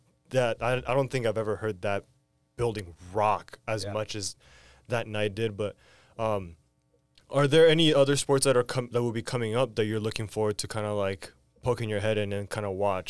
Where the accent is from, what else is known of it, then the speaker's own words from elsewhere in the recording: Redondo Beach, California, United States; I grew up in Redondo Beach. I'm a Beach Cities kid